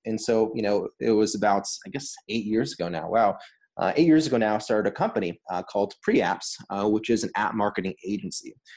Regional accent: Los Angeles, California, United States; moved away as an adult; also born or lived in Boston; I grew up in Los Angeles, California

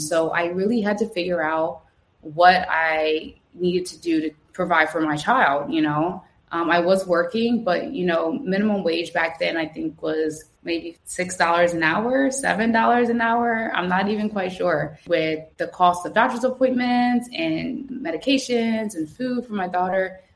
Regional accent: Trenton, New Jersey, United States; moved away as an adult; now in Lisbon, Portugal; I grew up in Tryon, uh, Stuyvesant Avenue

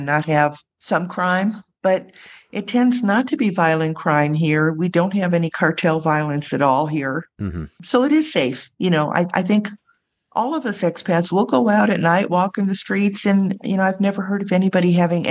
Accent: Ohio, United States; moved away as an adult; also born or lived in Vietnam; now in Querétaro, Mexico; I'm originally from Ohio

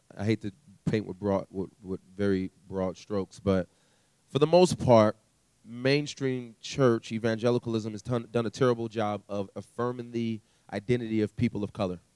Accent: California, United States; also born or lived in Canada; we moved to California. And okay. so growing up in California, had a very interesting childhood

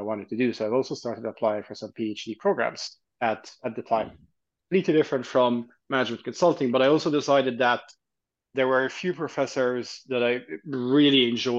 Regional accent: Egypt; also born or lived in Canada / Dubai; now in London, United Kingdom; I'm Egyptian, Italian. I grew up in Egypt, and then I'd moved to Canada

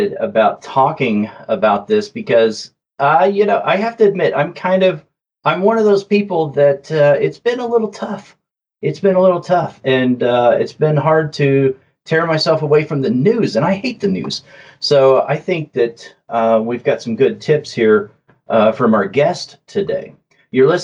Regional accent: southern Oklahoma, United States; accent: southern drawl; my southern drawl. All right. Yeah, I grew up in southern Oklahoma

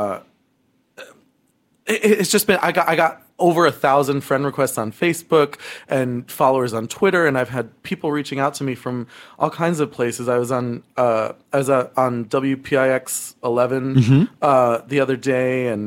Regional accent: Berkeley Heights, New Jersey, United States; also born or lived in Summit, New Jersey; now in New York City, United States; I'm from right next door to Summit. I'm from a little town called Berkeley Heights

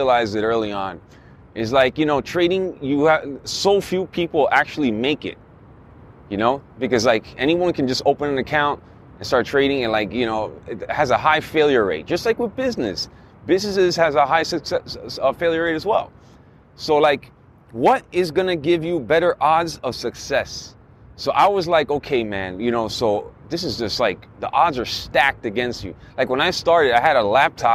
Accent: Miami, Florida, United States; moved away; I'm from Miami originally

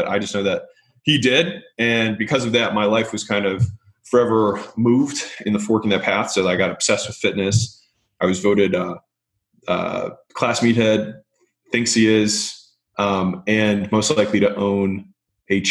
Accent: Baltimore, Maryland, United States; moved away as an adult; also born or lived in Nashville, Tennessee / California; that's where I'm from. I'm from Baltimore

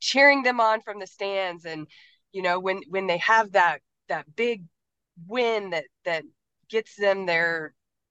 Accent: Kansas, United States; I'm originally from Kansas

